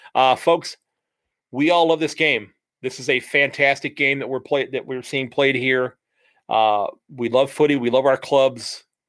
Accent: United States; as an American, as a Yank

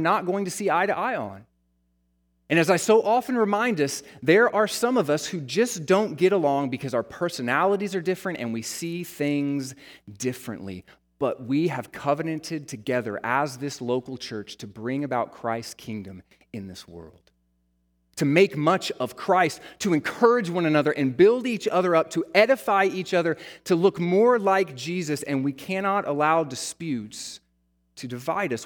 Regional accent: United States; the American church

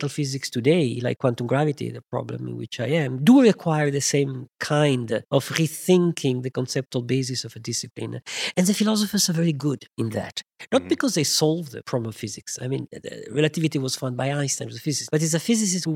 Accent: Italy; moved away as an adult; also born or lived in France; I was born in Italy

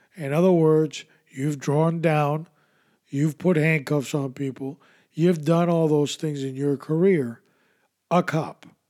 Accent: New York, United States; as a kid growing up in New York, in the 70s

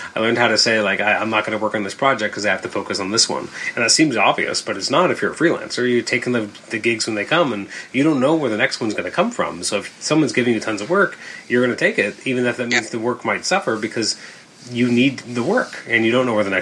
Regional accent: Canada; we're Canadian

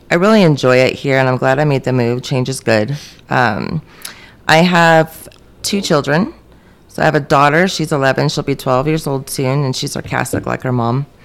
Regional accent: Maryland, United States; moved away; moved to Maryland, which was my home state, for about 17 years.

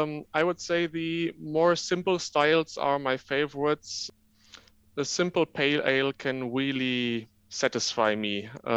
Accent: Germany; English is a second language; moved away as an adult; now in Leuven, Belgium; I'm originally from Germany, but now living in Belgium.

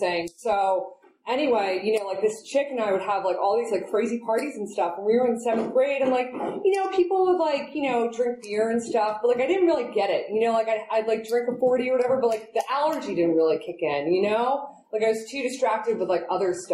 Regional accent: New York City, New York, United States; now in Oakland, United States; I'm originally from New York City. I was born and raised in Manhattan

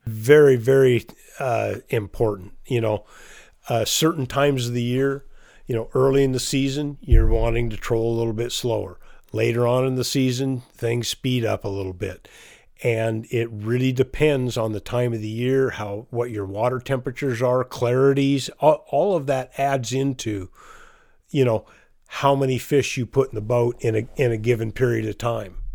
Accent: Chelan, Washington, United States; born or raised there

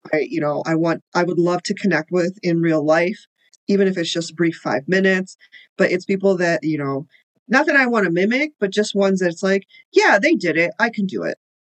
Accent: Illinois, United States; born or raised there; also born or lived in India

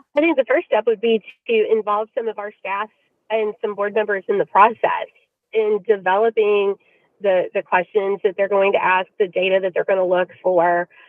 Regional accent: Louisville, Kentucky, United States; the district where my kids attend school um, and, and it's my hometown

